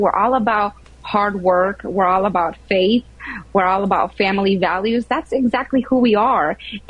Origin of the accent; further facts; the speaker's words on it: Mexico; now in United States; I'm an immigrant. I'm from Mexico.